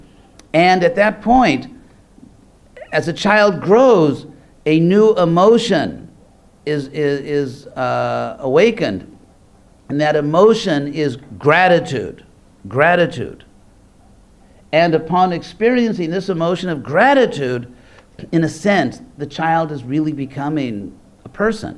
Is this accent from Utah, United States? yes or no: no; California, United States; I'm from California